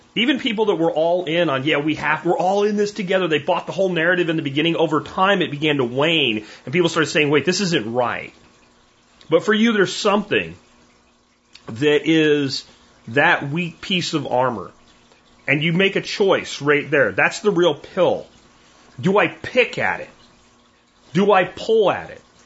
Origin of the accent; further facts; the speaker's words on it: Pennsylvania, United States; moved away as an adult; my little homestead I grew up on in Pennsylvania